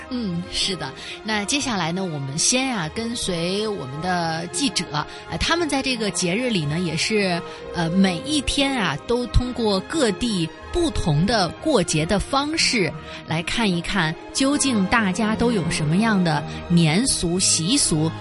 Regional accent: Beijing, China; 我的家乡啊，北京

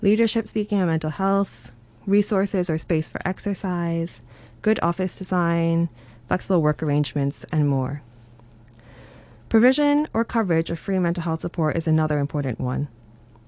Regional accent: Hong Kong; I grew up in Hong Kong and I spent the majority of my working life here.

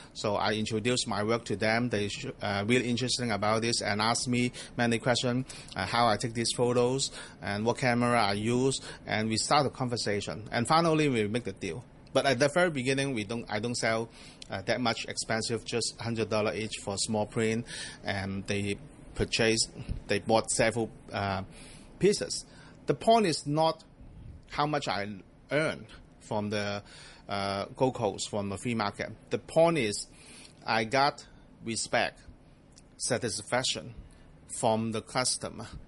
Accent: Hong Kong; also born or lived in Australia; I grew up here in Hong Kong

